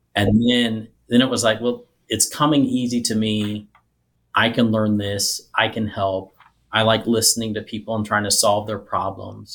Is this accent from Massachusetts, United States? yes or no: no; Nevada, Missouri, United States; also born or lived in southern Illinois; most of my third grade through high school was in a tiny little town called Nevada, Missouri